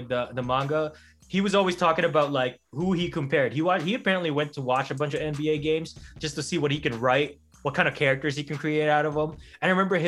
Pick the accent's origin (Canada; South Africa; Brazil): Canada; Being a Canadian